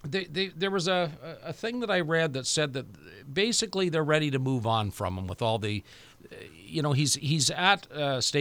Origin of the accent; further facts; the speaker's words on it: Canada; And I say us as in a Canadian team.